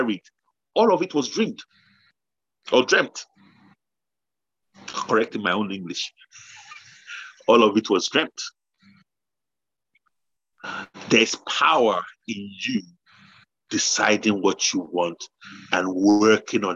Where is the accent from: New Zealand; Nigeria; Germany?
Nigeria; now in United Kingdom; we grew up in Nigeria